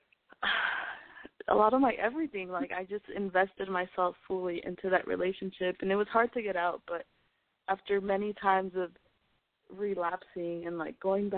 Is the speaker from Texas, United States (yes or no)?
yes; El Paso, Texas, United States; moved away as an adult; now in Austin, United States; I'm from El Paso, Texas, but I'm currently studying at school in Austin, Texas.